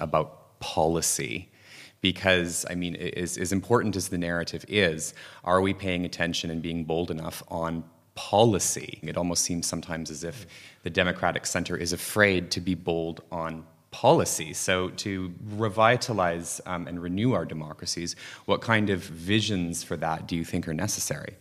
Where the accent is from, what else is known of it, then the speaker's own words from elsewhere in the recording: Canada; growing up in Canada at the time